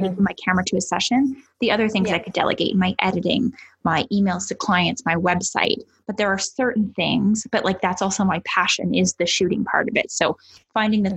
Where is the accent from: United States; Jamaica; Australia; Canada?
Canada; as a Canadian